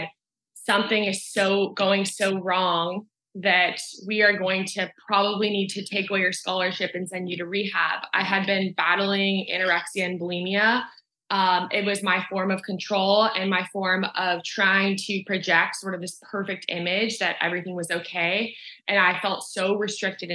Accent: Southern California, United States; I grew up in Southern California. So this area was my playground.

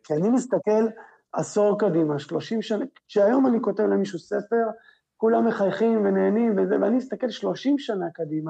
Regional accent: Israel; אנחנו כישראלים

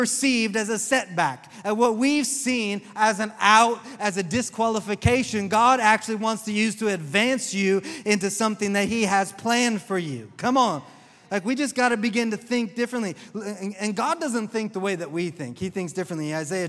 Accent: the South, United States; I'm from the South, and that's just said with all my southernness.

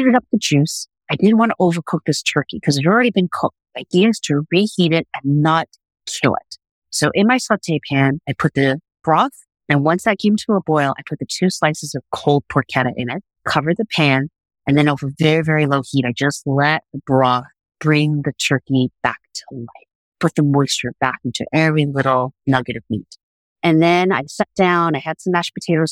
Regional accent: New York City, New York, United States; growing up in Brooklyn and going to school in Brooklyn

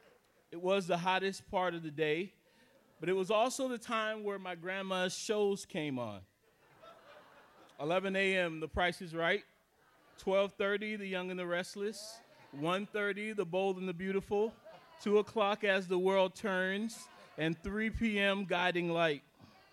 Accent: South Carolina, United States; now in Minnesota, United States; I was born and raised in South Carolina.

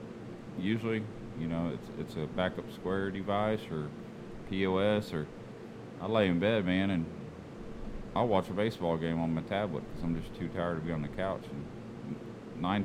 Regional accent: near Wolfforth, Texas, United States; they're right outside of my hometown

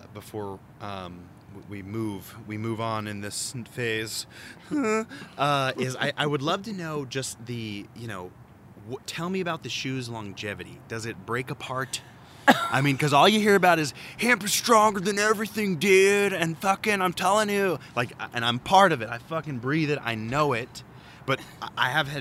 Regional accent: Texas, United States; as a Texan

